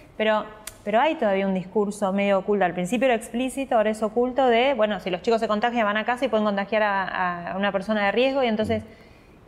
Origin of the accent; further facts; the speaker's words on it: San Carlos de Bariloche, Río Negro, Argentina; moved away as an adult; also born or lived in Río Colorado, Río Negro, Argentina; now in Buenos Aires, Argentina; nací y después nos fuimos a Bariloche que estaba mi papá y mi hasta otra hermana. En Bariloche? Hasta los 18 que me vine a estudiar a Buenos Aires.